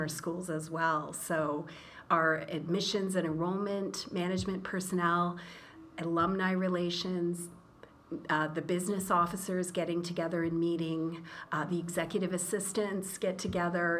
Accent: Brockville, Ontario, Canada; moved away as an adult; also born or lived in Rabat, Morocco; now in Toronto, Canada; I was born in Brockville

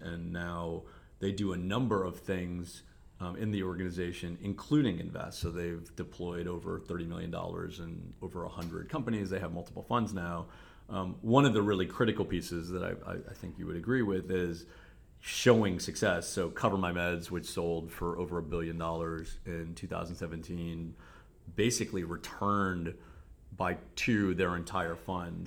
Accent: Cleveland, Ohio, United States; accent: Cleveland; moved away as an adult; also born or lived in South Africa; I moved back to the region, Cleveland. So this is my hometown

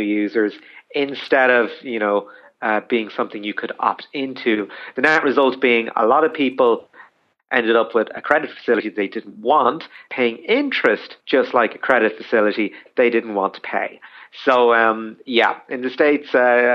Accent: Ireland; as Irish people

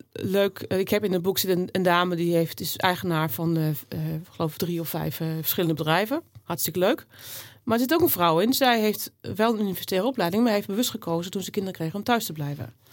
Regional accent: Netherlands; ik ben hier ook geboren in Nederland. Ik ben echt Nederlands klein getrokken

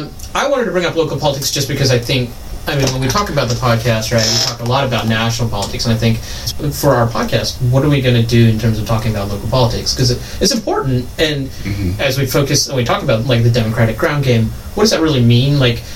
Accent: North Carolina, United States; also born or lived in Queens, New York City; now in New York City, United States; We weren't raised in Manhattan, and I grew up in North Carolina

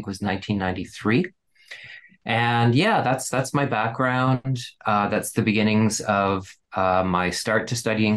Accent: Saskatoon, Saskatchewan, Canada; I was born in Saskatoon. I'm of Ukrainian and German heritage

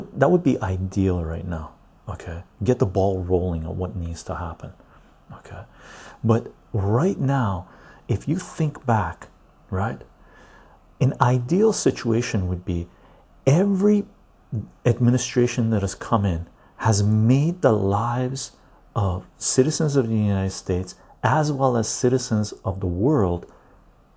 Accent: Canada; I'm a Canadian tea drinker.

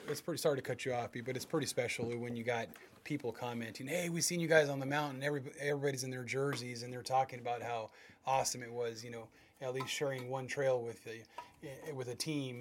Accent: West Covina, California, United States; now in Chino Hills, United States; I grew up in West Covina

